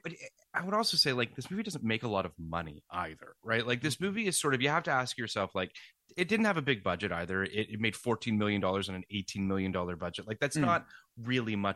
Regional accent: Toronto, Ontario, Canada; now in United States; I grew up in Toronto

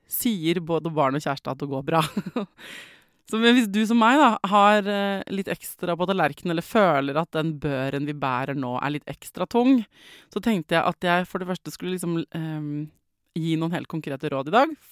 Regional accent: Norway; jeg vet at jeg er født i Norge

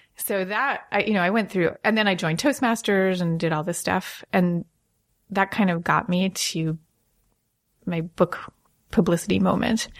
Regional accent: Long Island, New York, United States; I grew up in Long Island

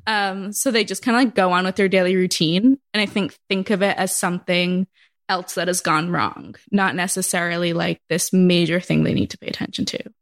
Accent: Massachusetts, United States; moved away; I'm from Massachusetts

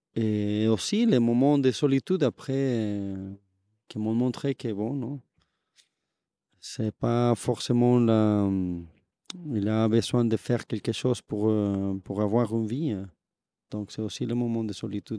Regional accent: Bogotá, Colombia; French is a second language; moved away as an adult; now in Toulouse, France; si je viens de Bogota, ma famille vient de la région du café

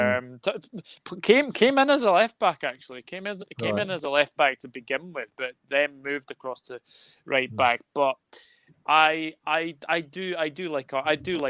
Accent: Scotland, United Kingdom; I'm Scottish

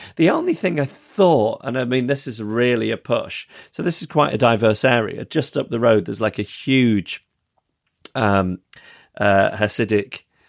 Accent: Manchester area, North West England, United Kingdom; I am from the Manchester area.

